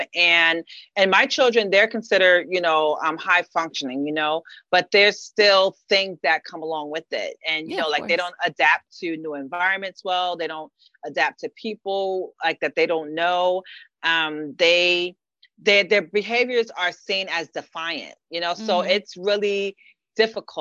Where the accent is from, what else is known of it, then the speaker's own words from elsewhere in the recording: New York City, New York, United States; moved away as an adult; now in Brooklyn, United States; I'm from the Bronx, born and raised.